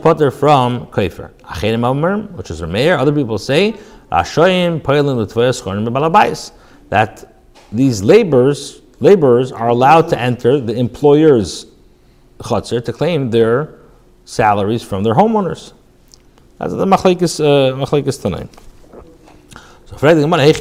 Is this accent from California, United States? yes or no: yes; California, United States; moved away; growing up in California